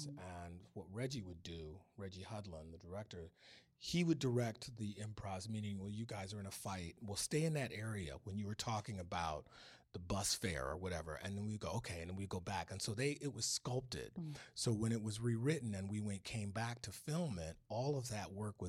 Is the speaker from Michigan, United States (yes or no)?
yes; Detroit, Michigan, United States; Then he didn't find out till later that I was from Detroit.